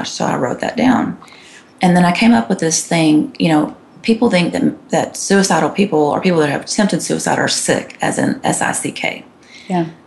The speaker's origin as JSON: {"language": "English", "region": "Texas", "country": "United States", "tie": "born or raised there", "said": "But so anyway, I grew up in Texas and here I am in Georgia."}